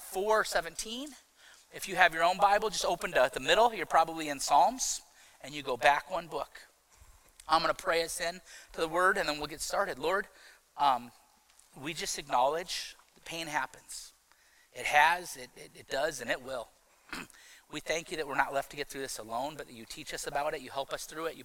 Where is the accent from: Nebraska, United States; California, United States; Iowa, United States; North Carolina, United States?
Iowa, United States; Iowa City; I was from Iowa City at the time. That's where I grew up.